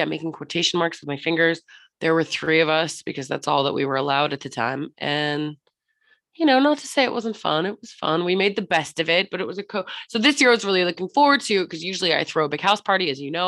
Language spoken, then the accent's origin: English; Florida, United States; now in London, United Kingdom; I'm from Florida originally